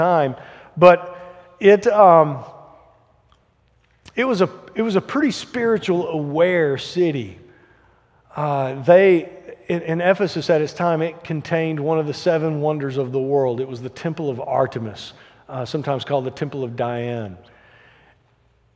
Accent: Alabama, United States; I grew up in Alabama in the 80s

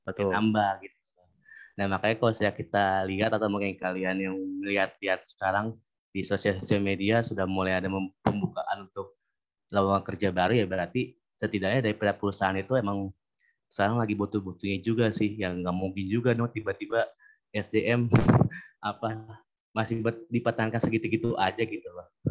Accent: Bekasi, West Java, Indonesia; Untuk sekarang saya bekerja di tempat asal saya di Kota Bekasi.

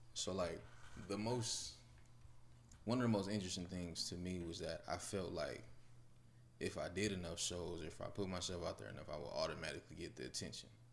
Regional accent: Los Angeles, California, United States; moved away; I'm originally from California, raised in Watts.

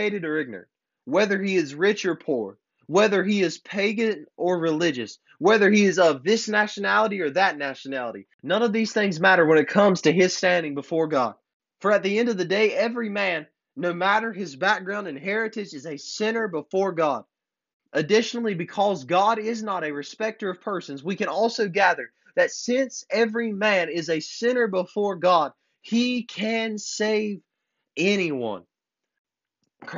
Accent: United States; I'm glad to be an American

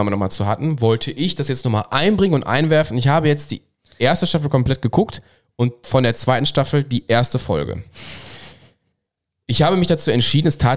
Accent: Cologne, North Rhine-Westphalia, Germany; Ich als Kölner brauche ich jetzt nichts zu erzählen. Das ist definitiv die fünfte Jahreszeit, ja.

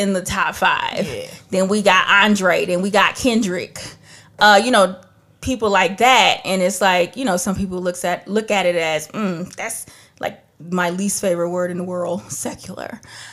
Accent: Trinidad & Tobago; I'm from Trinidad, so we have calypso, we got reggae, we have all of that. I grew up listening and hearing so many different types of music

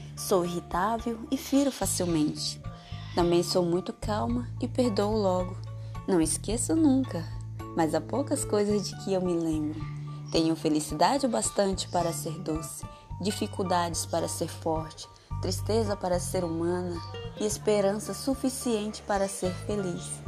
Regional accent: São Félix do Xingu, Pará, Brazil; sou de São Félix do Xingu, Pará.

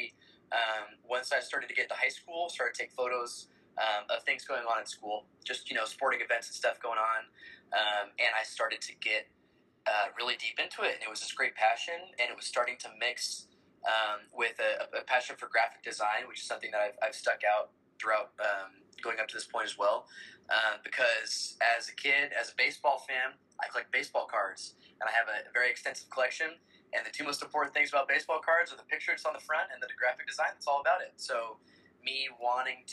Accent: San Diego, California, United States; moved away as an adult; also born or lived in Lawrence, Kansas; now in Kansas, United States; Originally, I am from San Diego, California

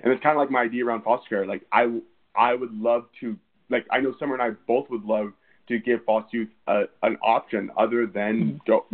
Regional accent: Redding, California, United States; also born or lived in Sacramento, California; I was born in Redding, California

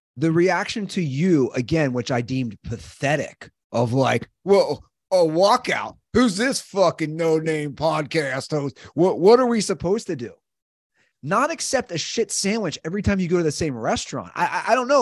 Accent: Cincinnati, Ohio, United States; growing up in Cincinnati

